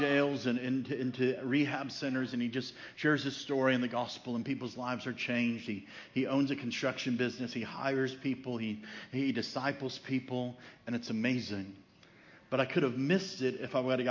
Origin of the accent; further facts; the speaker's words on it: Chicago, Illinois, United States; now in Franklin, United States; I grew up in Chicago